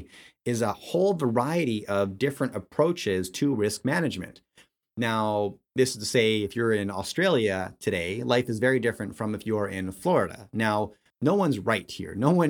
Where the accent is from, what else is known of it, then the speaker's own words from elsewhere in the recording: Canada; I'm Canadian